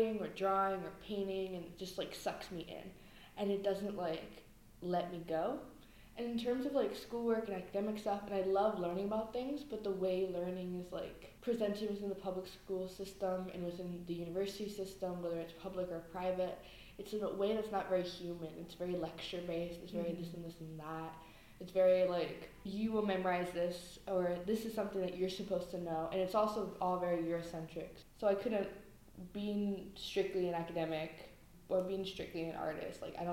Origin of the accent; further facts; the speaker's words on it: San Francisco, California, United States; I'm from the Mission District in San Francisco